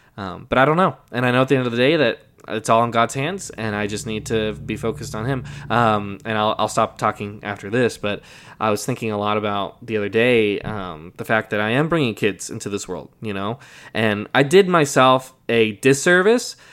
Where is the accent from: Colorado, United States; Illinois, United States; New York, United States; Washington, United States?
Colorado, United States; moved away; I'm from Colorado